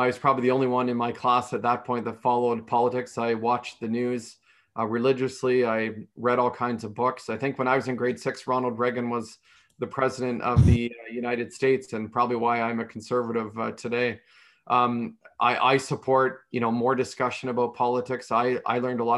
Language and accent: English; Newbury, Ontario, Canada; I was born and raised in a small village, Newbury, Ontario, population 402 people.